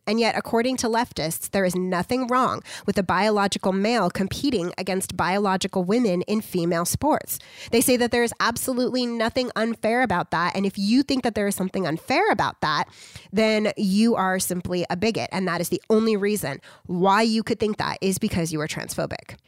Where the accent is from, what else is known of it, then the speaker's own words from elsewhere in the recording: United States; I'm just an American